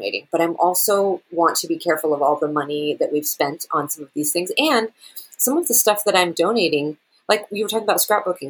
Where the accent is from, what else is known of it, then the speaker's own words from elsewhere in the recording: Seattle, Washington, United States; now in Germany; I'm from Seattle.